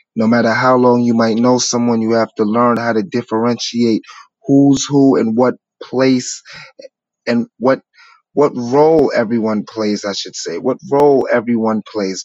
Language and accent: English; New York City, New York, United States; I come from New York City from humble beginnings